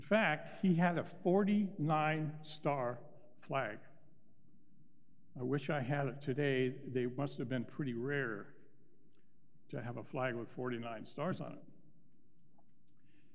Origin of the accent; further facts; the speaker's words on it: Altadena, California, United States; now in Phoenix, United States; I grew up in Altadena, California, near Pasadena.